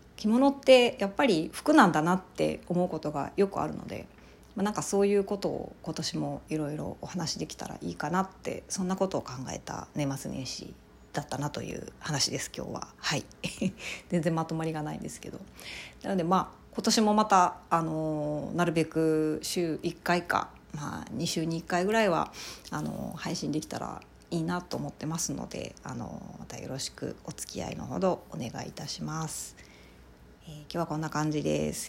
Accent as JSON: {"language": "Japanese", "region": "Ehime", "country": "Japan", "tie": "born or raised there", "moved": "yes", "lives_now": "Kansai, Japan", "said": "私の実家があるあの愛媛県の方に帰省をしてまして"}